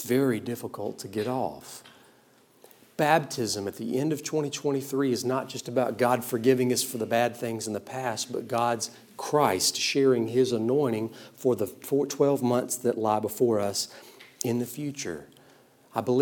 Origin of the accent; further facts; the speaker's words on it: South Georgia, United States; I was raised in South Georgia in the 90s